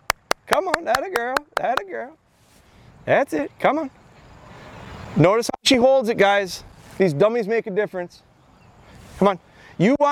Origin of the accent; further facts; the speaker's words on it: Midwest, United States; I'm from the Midwest